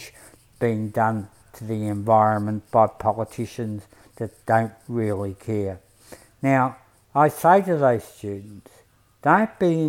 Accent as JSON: {"language": "English", "area": "Broadmeadows", "region": "Victoria", "country": "Australia", "lives_now": "Coburg, Australia", "said": "I come from Broadie, and my working class principles"}